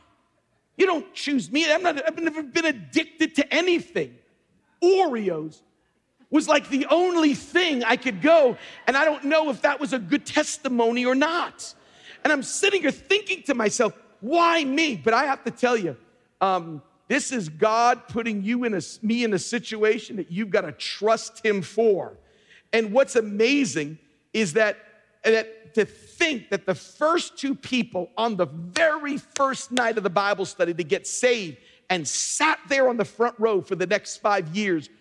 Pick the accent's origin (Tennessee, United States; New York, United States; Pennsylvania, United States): New York, United States; also born or lived in Long Island; I grew up in the church that my parents raised me and then moved us out to Long Island, was right across the street from Madison Square Garden